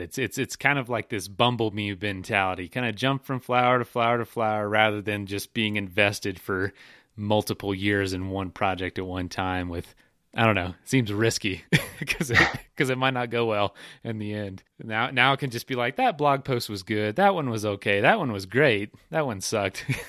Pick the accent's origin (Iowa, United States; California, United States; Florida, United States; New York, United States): Florida, United States; I'm from Florida